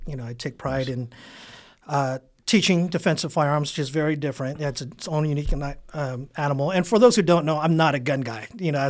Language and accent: English; San Diego, California, United States; South Bay, San Diego, 92154. Graduated Southwest High School. Actually, high school dropout.